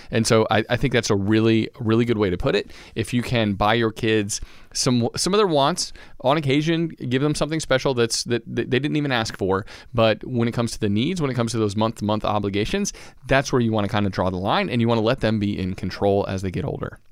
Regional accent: Georgia, United States; we're from Georgia

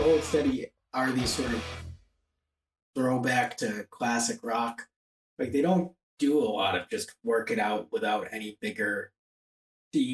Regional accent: Boston area, Massachusetts, United States; I grew up in the Boston

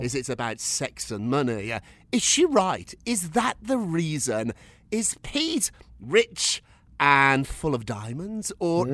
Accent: United Kingdom; I, am a British guy. I, yeah. I grew up in Britain.

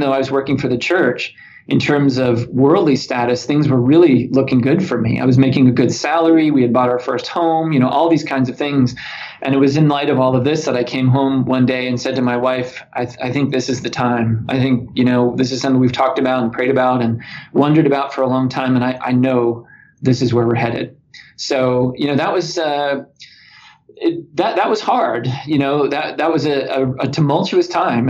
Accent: Orlando, Florida, United States; served a wonderful congregation in my hometown of Orlando, Florida

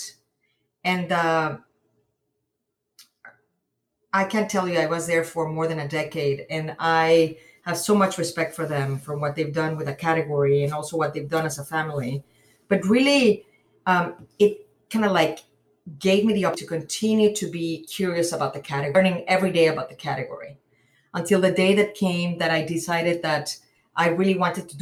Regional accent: Mexico City, Mexico; I'm from Mexico City

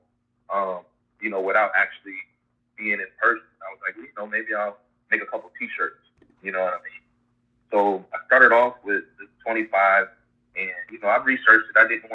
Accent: Ohio, United States; moved away as an adult; now in St. Petersburg, United States; I'm from Ohio originally, and now I live in St. Petersburg, Florida.

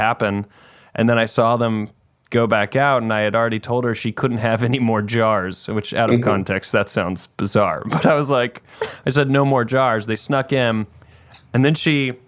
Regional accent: Greenville, South Carolina, United States; I grew up in Greenville, South Carolina

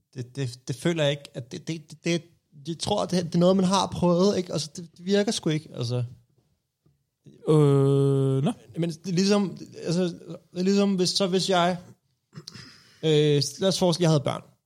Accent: Copenhagen, Capital Region of Denmark, Denmark; Jeg er vokset op på Østerbro

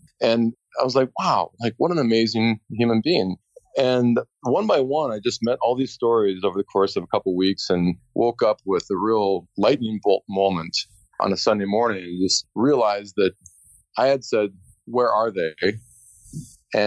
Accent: Bozeman, Montana, United States; I walked through campus in my hometown of Bozeman, Montana, Montana State University.

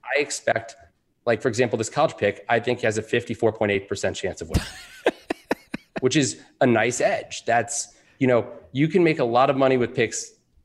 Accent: Alexandria, Virginia, United States; I am. I grew up in Alexandria, Virginia, went to T.C. Williams High School.

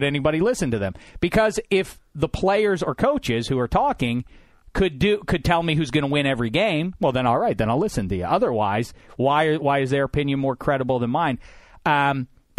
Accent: Pittsburgh, Pennsylvania, United States; I grew up in Pittsburgh, PA, was going to games

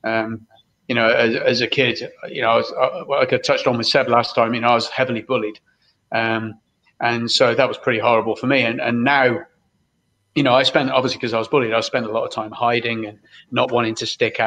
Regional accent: Brixham, South West England, United Kingdom; We grew up in Brixham, which is a fishing town in Devon, in the UK.

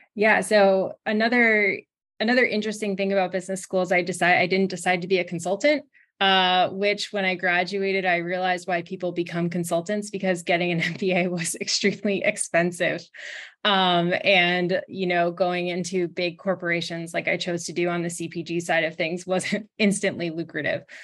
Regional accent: Brookfield, Connecticut, United States; I grew up in Brookfield, Connecticut, which is a small town outside of Danbury

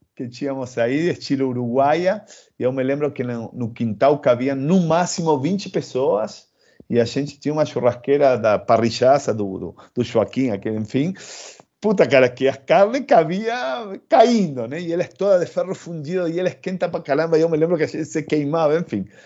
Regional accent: Argentina; accent: Argentine; Portuguese is a second language; moved away as an adult; also born or lived in Rio de Janeiro, Brazil; now in São Paulo, Brazil; como, como argentino

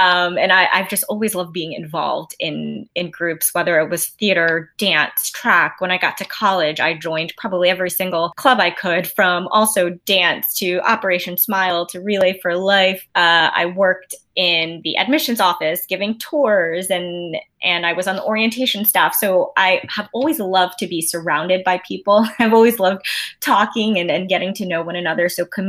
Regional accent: New York City, New York, United States; moved away as an adult; also born or lived in Baltimore; I grew up in Queens, New York. And I lived there up until I went to college and grad school in Baltimore.

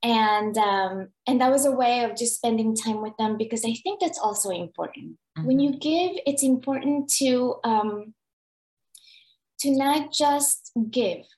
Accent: Nicaragua; moved away; I'm from Nicaragua.

